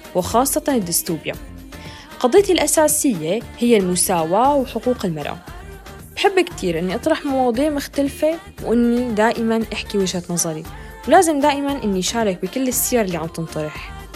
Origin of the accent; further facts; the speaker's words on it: Syria; also born or lived in Turkey; now in Norway; من سوريا عشت بتركيا بس حاليا عايشة بالنرويج